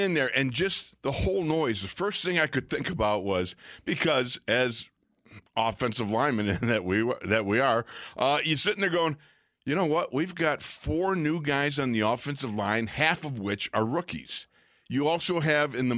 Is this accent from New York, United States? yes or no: yes; Orchard Park, New York, United States; moved away; I grew up in Orchard Park, New York, actually 2.4 miles from that stadium.